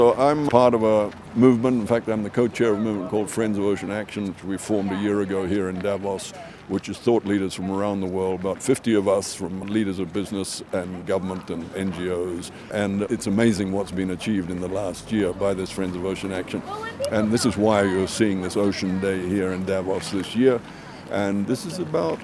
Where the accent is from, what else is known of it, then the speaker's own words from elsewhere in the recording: Fiji; I come from Fiji, where we, of course, live with the ocean every day.